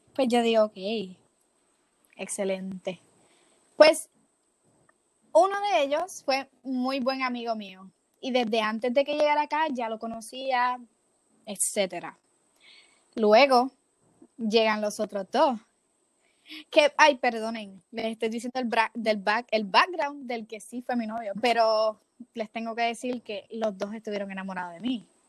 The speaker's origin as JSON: {"language": "Spanish", "country": "Puerto Rico", "moved": "as an adult", "lives_now": "Florida, United States", "said": "yo soy de Puerto Rico, pero yo voy a la universidad acá en Florida"}